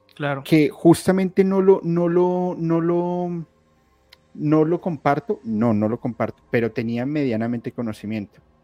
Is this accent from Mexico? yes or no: no; Colombia; yo soy colombiano